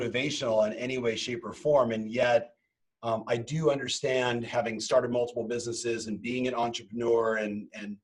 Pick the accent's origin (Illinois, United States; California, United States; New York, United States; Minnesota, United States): California, United States; Southern; also born or lived in Huntington Beach; Born and raised in Southern California